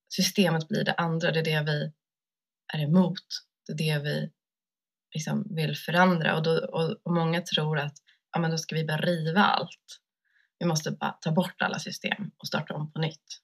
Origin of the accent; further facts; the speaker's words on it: Sweden; jag har vuxit upp här liksom, i Sverige och som vit kvinna